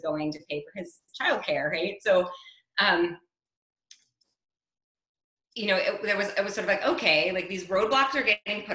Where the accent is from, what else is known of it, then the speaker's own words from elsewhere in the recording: New York City, New York, United States; moved away as an adult; now in Bordeaux, France; I'm originally from New York City. I live in Bordeaux, France